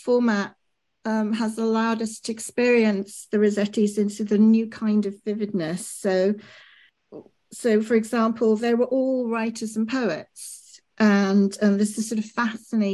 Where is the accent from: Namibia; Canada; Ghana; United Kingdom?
United Kingdom; Birmingham, West Midlands; I was brought up in Birmingham, and I used to wander into Birmingham Art Gallery